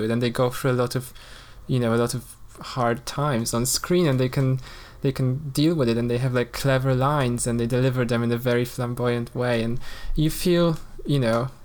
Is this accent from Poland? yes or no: yes; Poland; moved away; I grew up in Poland, and, you know, in a quite a conservative environment